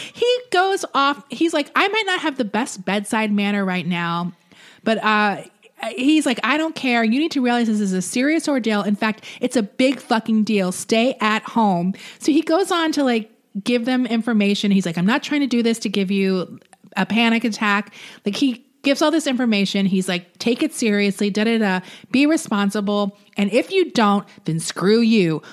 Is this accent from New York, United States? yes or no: yes; New York, United States; now in Los Angeles, United States; I'm from New York originally